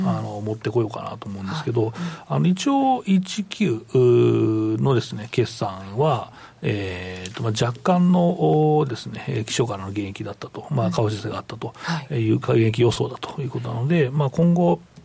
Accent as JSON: {"language": "Japanese", "town": "Koga", "region": "Fukuoka", "country": "Japan", "tie": "born or raised there", "moved": "yes", "said": "僕のですね、地元、まあ、ちょっと今引っ越してですね、まあ、福岡の、あの、二三、えっ、ー、と、隣町の隣町、まあ、古賀っていうところなんですけど"}